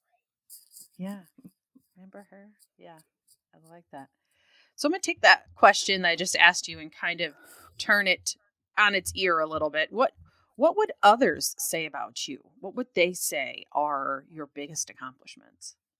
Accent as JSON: {"language": "English", "town": "Detroit", "region": "Michigan", "country": "United States", "said": "I'm from Detroit too"}